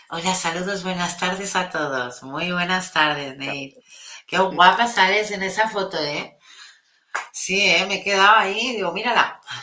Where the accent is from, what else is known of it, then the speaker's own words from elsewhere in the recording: Catalonia, Spain; mi país que es tan, tan empático